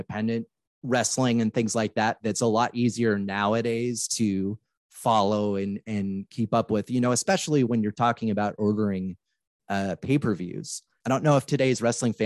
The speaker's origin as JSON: {"language": "English", "town": "Portland", "region": "Oregon", "country": "United States", "tie": "born or raised there", "said": "I'm recording this where I was born and raised here in Portland, Oregon."}